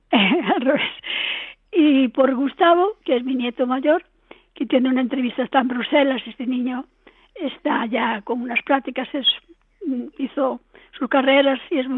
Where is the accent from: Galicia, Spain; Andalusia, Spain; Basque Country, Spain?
Galicia, Spain; Ourense; porque desde que vine de Orense, pues desde aquí no había